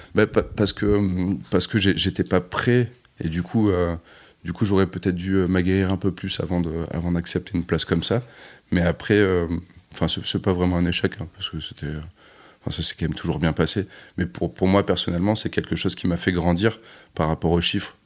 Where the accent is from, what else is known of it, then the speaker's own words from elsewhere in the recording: Bordeaux, Nouvelle-Aquitaine, France; On est de Bordeaux